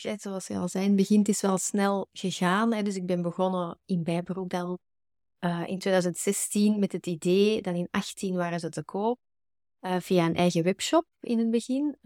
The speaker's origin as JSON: {"language": "Dutch", "town": "Antwerp", "region": "Flanders", "country": "Belgium", "said": "Ik kom uit Bergen, uh, eh, Antwerpen"}